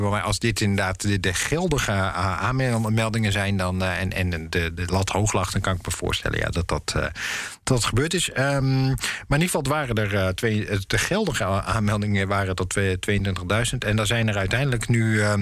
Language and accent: Dutch; Netherlands; Maar eh, het is als Nederlander, gegeven de mate waarin wij.